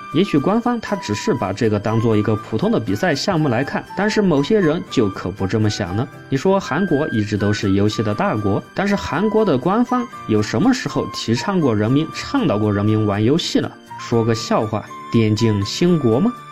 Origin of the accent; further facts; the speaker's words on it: China; 我们中国人的骄傲